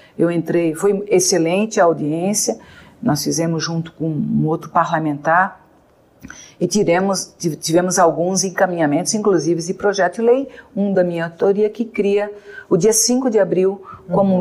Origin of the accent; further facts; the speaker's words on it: Santa Catarina, Brazil; eu sou de Santa Catarina